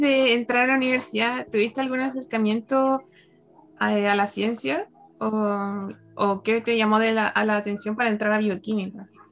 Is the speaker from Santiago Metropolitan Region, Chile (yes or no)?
yes; Santiago, Santiago Metropolitan Region, Chile; yo soy de Santiago